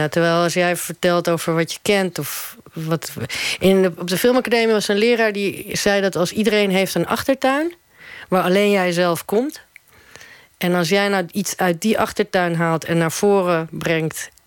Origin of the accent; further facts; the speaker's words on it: Netherlands; of als ik als Nederlander in Uruguay kom, dan wil het ook wel eens misgaan.